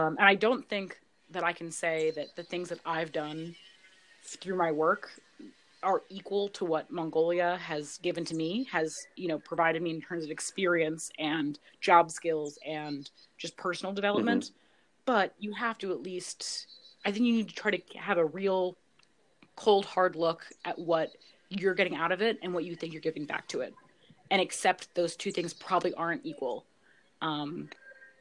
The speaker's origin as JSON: {"language": "English", "country": "United States", "said": "especially being an American"}